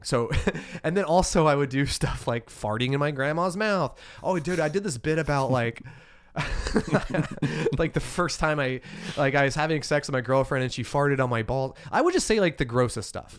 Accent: Alabama, United States; moved away as an adult; now in Portland, United States; growing up in Alabama, it's culturally repressive

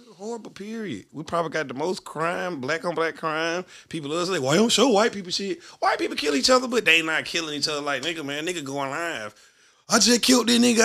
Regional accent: Birmingham, Alabama, United States; I'm from Birmingham

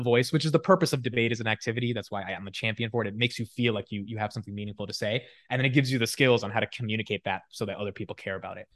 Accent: Newark, New Jersey, United States; also born or lived in Union, New Jersey; So, yeah, so Newark, I was there for about, like, ten years, and then we moved fifteen minutes over to Union. Um, but I went to high school in Newark

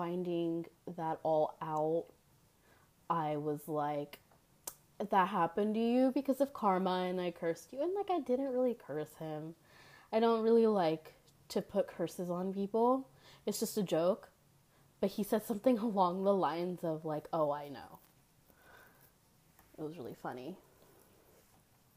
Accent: Memphis, Tennessee, United States; born or raised there

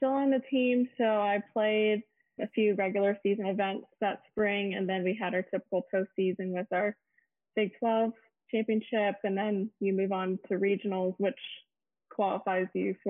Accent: Austin, Texas, United States; I'm currently a professional golfer on the LPGA Tour. This is my rookie year. I'm from Austin, Texas.

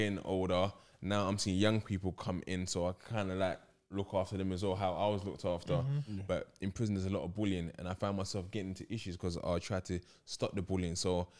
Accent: London, United Kingdom; As growing up in London...

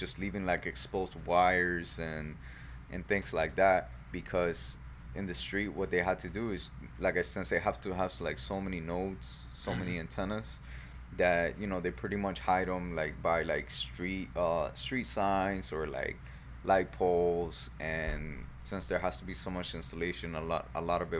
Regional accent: South Florida, United States; we're from South Florida

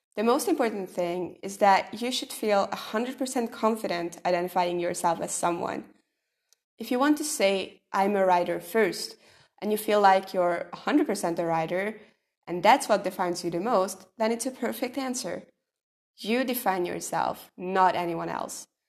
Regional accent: Hungary; I'm from Hungary

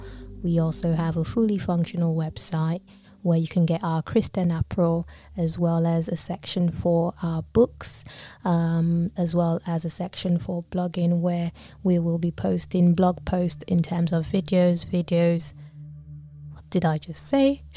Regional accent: Lagos, Nigeria; now in United Kingdom; I was born in Lagos, Nigeria.

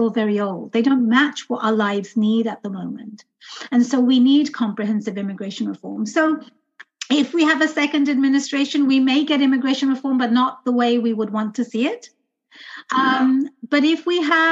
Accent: London, United Kingdom; now in United States; I was born and raised in London.

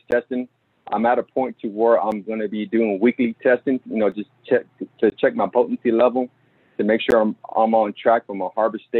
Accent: Dallas, Texas, United States; I was born and raised in Oak Cliff

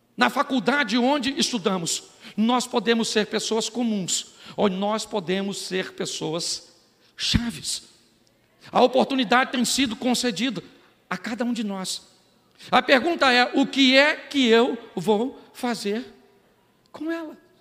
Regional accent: Baixada Fluminense, Rio de Janeiro, Brazil; eu sou do Rio da Baixada Fluminense

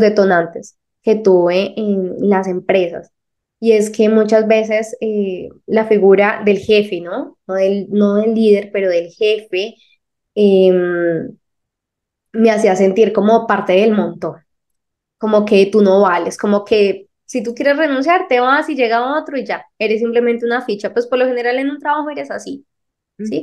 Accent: Colombia; de Colombia

